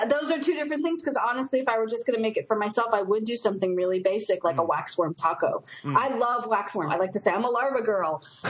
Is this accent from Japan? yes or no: yes; Japan; And I grew up partly in Japan, so to me, I really like them.